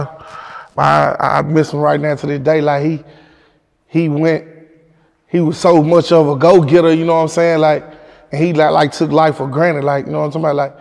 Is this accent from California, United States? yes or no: no; Memphis, Tennessee, United States; I'm from King Gates. I'm from Whitehaven.